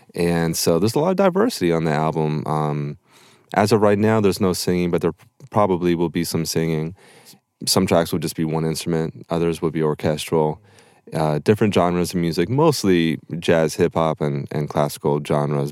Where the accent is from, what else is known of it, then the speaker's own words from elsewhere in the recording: Topanga, California, United States; I grew up in Topanga Canyon